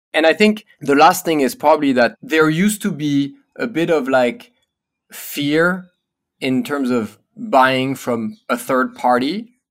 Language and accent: English; Paris, Île-de-France, France; born or raised there; English is a second language; moved away as an adult; also born or lived in United States